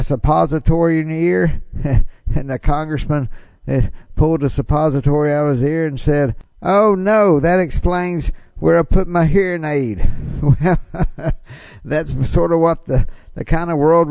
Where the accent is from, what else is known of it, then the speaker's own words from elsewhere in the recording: Tupelo, Mississippi, United States; my hometown right here in Tupelo, Mississippi